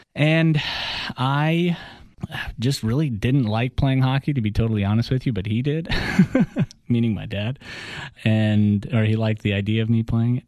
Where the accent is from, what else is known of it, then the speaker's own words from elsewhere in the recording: Atlanta, Georgia, United States; first language Russian; English is a second language; also born or lived in Russia; we all moved to Atlanta. We grew up um, as immigrants. I learned English in six months